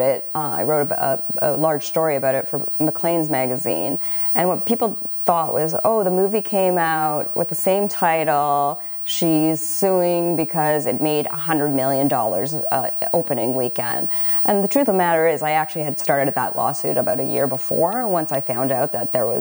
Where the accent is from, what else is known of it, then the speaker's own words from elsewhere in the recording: Canada; I'm a Canadian writer